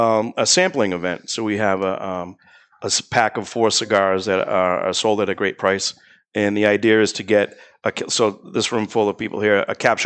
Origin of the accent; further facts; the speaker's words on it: Billings, Montana, United States; born there; I was born in Billings.